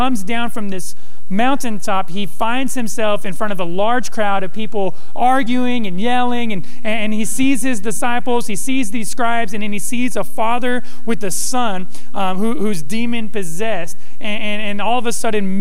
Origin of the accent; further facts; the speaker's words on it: Modesto, California, United States; I grew up in the West Coast in a ghetto town, Modesto